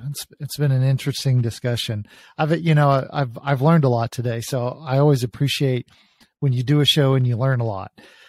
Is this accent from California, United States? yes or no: no; Texas, United States; moved away; I'm a Texan. And so as an expat living outside my country